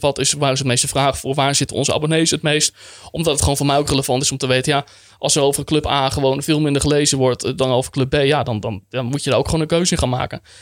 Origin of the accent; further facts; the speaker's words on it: Friesland, Netherlands; also born or lived in Groningen; ik ben opgegroeid in Friesland